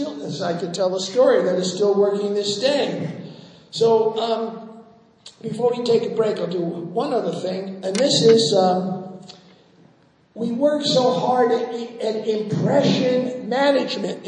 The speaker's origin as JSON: {"language": "English", "region": "New York", "country": "United States", "said": "I'm a New Yorker."}